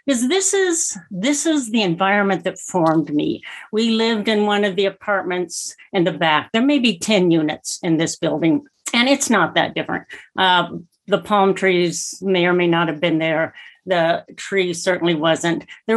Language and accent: English; Phoenix, Arizona, United States; now in New Mexico, United States; I grew up in Phoenix, Arizona, in this fast-growing city in the desert